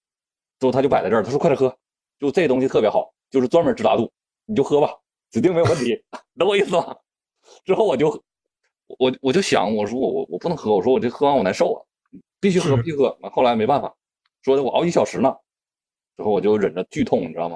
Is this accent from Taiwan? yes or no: no; Yichun, Heilongjiang, China; moved away; 就是特别特别舒服的一个地方，就是我的老家